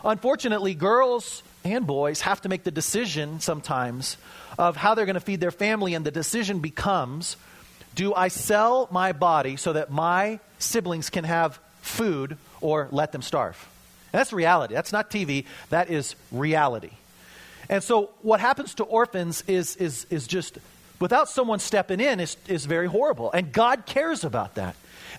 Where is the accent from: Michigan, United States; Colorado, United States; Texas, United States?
Colorado, United States; I'm from Colorado, so we've got, you know, the Tree Hugger Bible there.